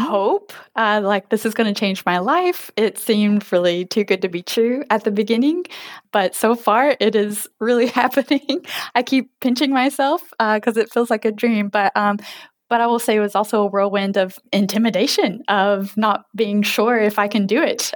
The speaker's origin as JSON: {"language": "English", "region": "Kentucky", "country": "United States", "moved": "yes", "lives_now": "Oak Harbor, United States", "said": "I'm from Kentucky, and I currently live in Oak Harbor, Washington State"}